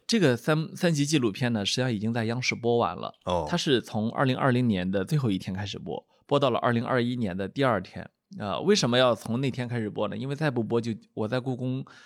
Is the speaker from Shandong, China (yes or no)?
yes; Shandong, China; 因为我是个山东人